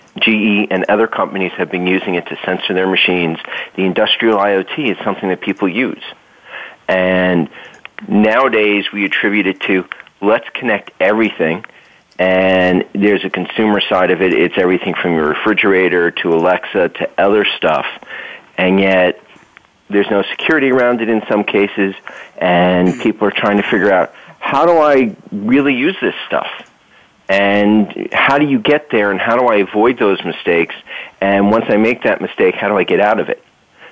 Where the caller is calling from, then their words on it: northern New Jersey, United States; Well, I'm calling in from northern New Jersey